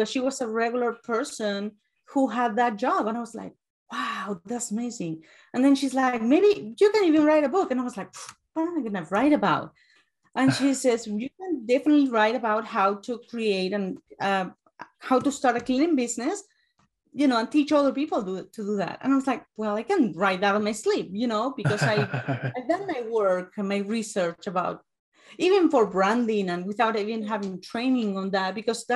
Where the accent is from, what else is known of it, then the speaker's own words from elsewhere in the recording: Uruguay; English is a second language; moved away as an adult; now in United States; I'm from Uruguay. I have an accent